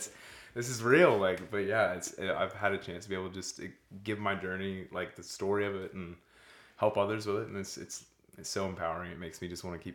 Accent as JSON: {"language": "English", "town": "Pensacola", "region": "Florida", "country": "United States", "tie": "born or raised there", "said": "I'm 29 and born and raised in Pensacola, Florida."}